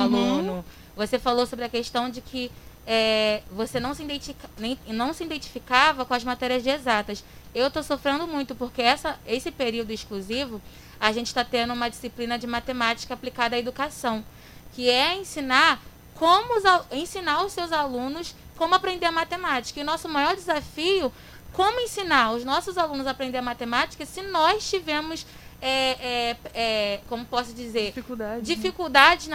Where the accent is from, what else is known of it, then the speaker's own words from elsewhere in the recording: Queimados, Rio de Janeiro, Brazil; Também nasci e sou criada aqui em Queimados, minha cidade maravilhosa